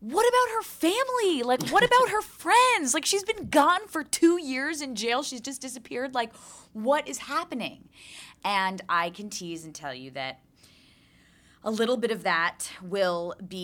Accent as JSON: {"language": "English", "region": "New York", "country": "United States", "tie": "born or raised there", "said": "I'm born and raised in New York"}